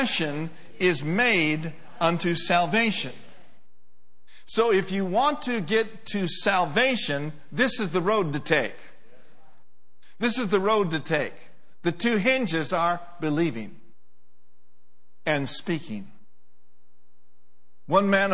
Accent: Minneapolis, Minnesota, United States; moved away; also born or lived in Oklahoma; I grew up in Minneapolis, Minnesota.

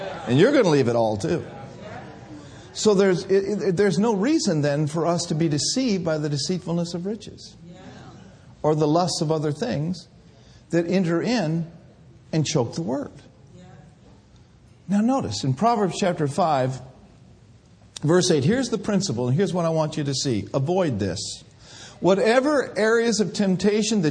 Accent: Minneapolis, Minnesota, United States; also born or lived in Bay Area; I grew up in Minneapolis, Minnesota, where all the drugs and all the old friends were

